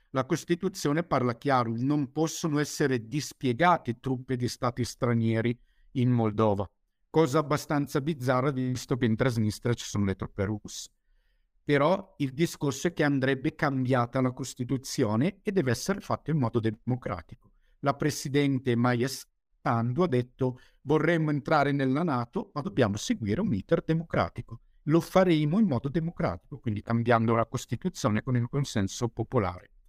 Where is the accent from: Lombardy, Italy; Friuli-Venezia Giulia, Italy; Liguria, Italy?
Lombardy, Italy; Bergamo; Sì, sono di Bergamo.